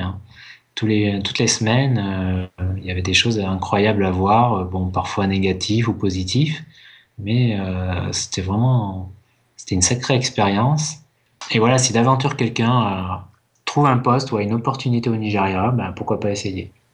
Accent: France; je suis français, tu vois, je suis pas anglais

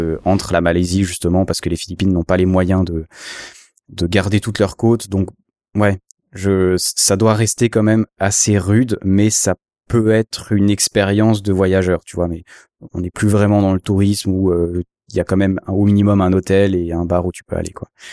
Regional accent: Switzerland; je suis suisse

